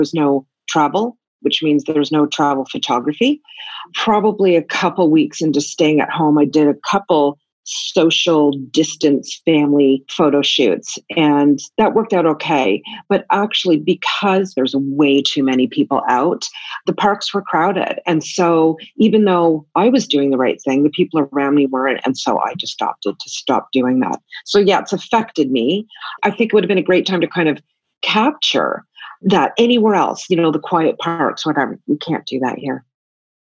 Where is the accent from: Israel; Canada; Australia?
Canada; moved away as an adult; now in Tokyo, Japan; I'm originally from Canada, and I've been an expat and all over the world for 27 years, now living in Tokyo